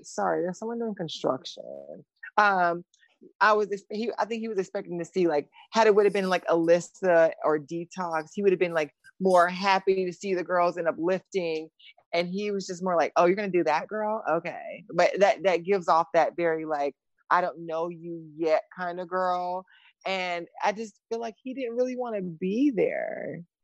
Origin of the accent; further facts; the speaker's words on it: the South, United States; I'm from the South